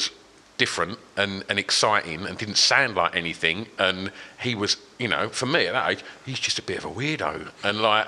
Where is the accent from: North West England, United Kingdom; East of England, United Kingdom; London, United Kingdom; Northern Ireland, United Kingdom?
East of England, United Kingdom; Grays; I grew up in Grays